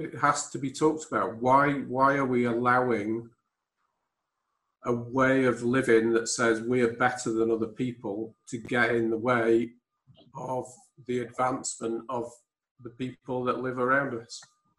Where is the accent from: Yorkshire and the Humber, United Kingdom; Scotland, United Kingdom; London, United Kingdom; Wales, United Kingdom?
Scotland, United Kingdom; as white Scottish people